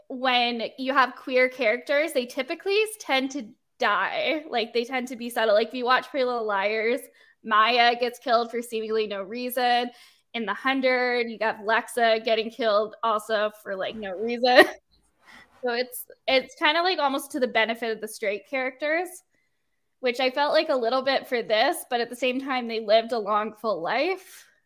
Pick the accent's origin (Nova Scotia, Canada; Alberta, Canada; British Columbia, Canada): Alberta, Canada; Calgary; And they're actually filming it in my hometown.